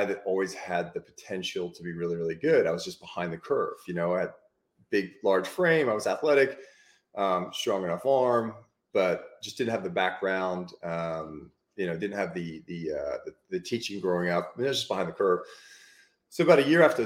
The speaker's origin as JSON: {"language": "English", "country": "Australia", "tie": "born or raised there", "moved": "yes", "lives_now": "United States", "said": "basically grew up in Australia"}